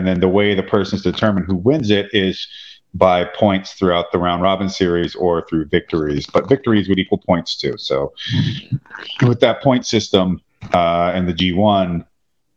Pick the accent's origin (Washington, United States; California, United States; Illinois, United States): Washington, United States; We're also from Washington State